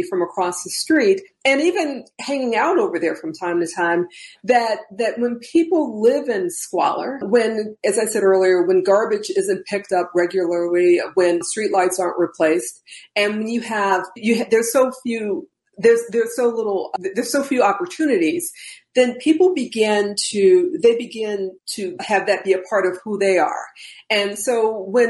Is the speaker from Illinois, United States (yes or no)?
yes; Chicago, Illinois, United States; Debra Kim and I grew up in the Theodore K. Lawless Gardens apartments